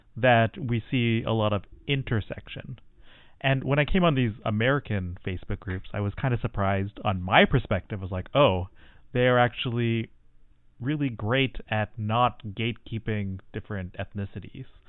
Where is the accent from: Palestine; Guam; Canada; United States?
Canada; I'm Tamil Canadian